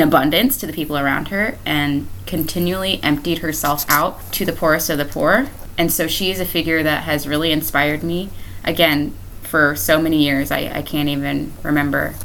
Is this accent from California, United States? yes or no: no; Cocoa, Florida, United States; I'm born and raised in Brevard County. Um, so, I'm a Cocoa, Florida native. I've lived here my entire life.